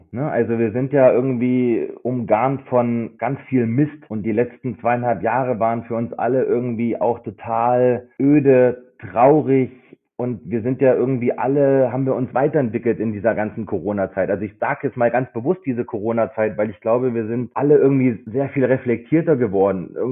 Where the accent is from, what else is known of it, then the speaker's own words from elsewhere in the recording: Kassel, Hesse, Germany; now in Munich, Germany; Gut, dann bin ich äh, Kasseläner und in Habich bei Dörmerk aufgewachsen, genau.